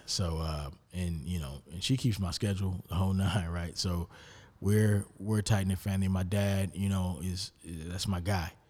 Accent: Rockford, Illinois, United States; moved away as an adult; now in Charlotte, United States; my hometown, like, Rockford

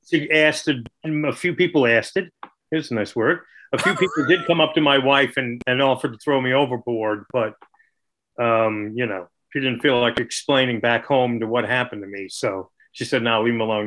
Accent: New York, United States; being a New Yorker

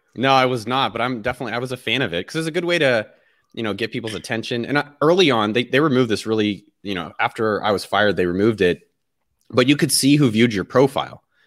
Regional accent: Cupertino, California, United States; moved away; I was born in the Bay Area. So, I was born, like, literally, like, a few blocks from Apple's campus. So, my whole my first thirty years of my life was all in, immersed in that world.

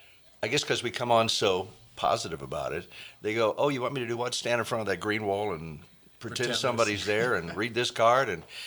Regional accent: St. Louis, Missouri, United States; also born or lived in New York / Los Angeles; now in Hannibal, United States; I grew up in St. Louis.

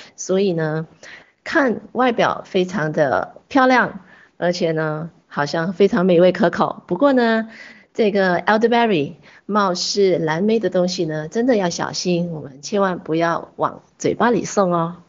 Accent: China; 八角是一个非常普遍的一个香料，我们中国人、我们华人很喜欢用来烹调我们的佳肴的时候都放了八角

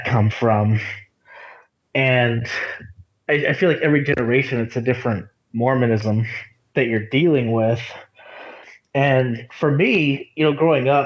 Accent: Texas, United States; I'm actually from Texas. I didn't really spend any time in Utah

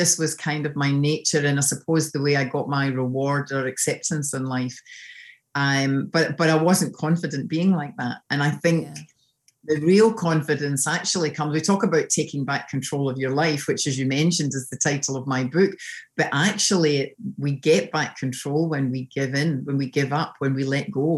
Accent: Scotland, United Kingdom; accent: Scottish; moved away as an adult; now in Sydney, Australia; So you can obviously tell I'm from Scotland from my accent

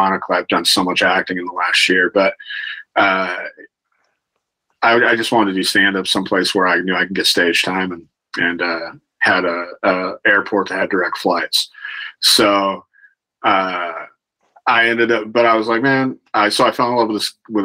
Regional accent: Sacramento, California, United States; also born or lived in Los Angeles; So I was in Sac for a minute, and then I it's my hometown. I love Sac

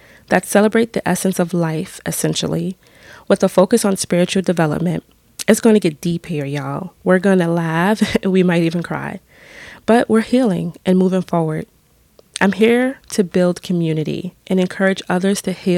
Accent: New York City, New York, United States; moved away as an adult; also born or lived in Brooklyn; now in upstate New York, United States; We were born and raised in the Bronx and lived in Brooklyn for a few years

